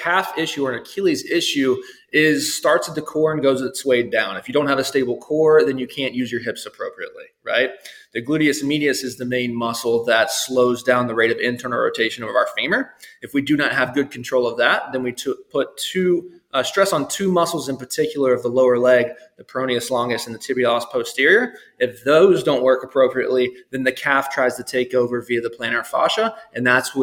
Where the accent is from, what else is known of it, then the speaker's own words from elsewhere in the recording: Tennessee, United States; also born or lived in St. Louis, Missouri; now in Daniel Island, United States; We wanted to come back to the South because I'm from Tennessee